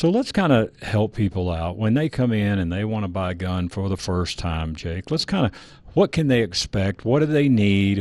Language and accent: English; Texas, United States; now in Colorado, United States; I grew up in Texas and we just sold guns